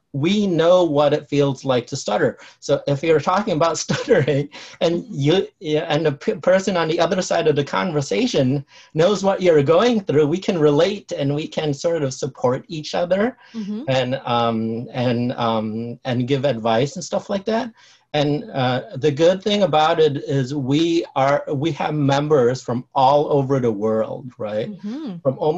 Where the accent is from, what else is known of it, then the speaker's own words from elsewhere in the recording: Cambodia; also born or lived in Chicago; now in San Jose, United States; I immigrated here in the 70s, late 70s. Mm-hmm. And I originally lived in Chicago after I came here from Cambodia. And then after college, I moved to the San Jose, California area.